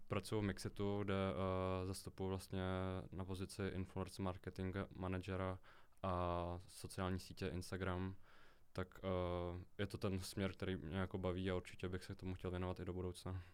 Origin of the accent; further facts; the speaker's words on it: Český Krumlov, South Bohemian Region, Czechia; jelikož jsem z Českého Krumlova